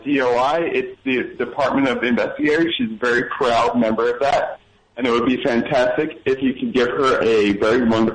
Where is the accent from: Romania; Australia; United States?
United States; New York City, New York; I'm from Brooklyn.